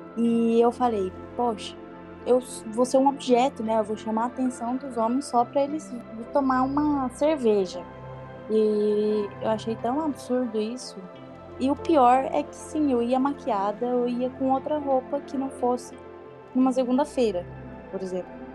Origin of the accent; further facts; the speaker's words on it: Brazil; now in Spain; eu sou brasileiro